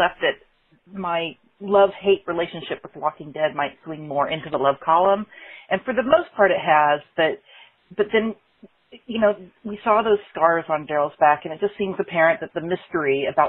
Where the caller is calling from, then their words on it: Brooklyn, New York, United States; I'm calling from Brooklyn.